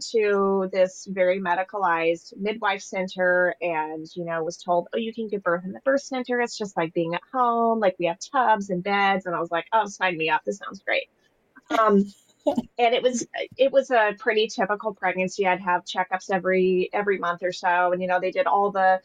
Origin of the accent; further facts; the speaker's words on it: Tucson, Arizona, United States; moved away as an adult; now in Wilmington, United States; I'm originally from Tucson, Arizona.